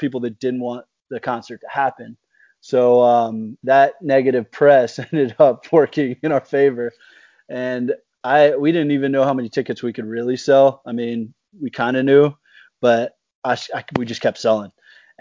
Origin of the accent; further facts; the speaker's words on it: Atlanta, Georgia, United States; moved away as an adult; also born or lived in Indiana; being from Atlanta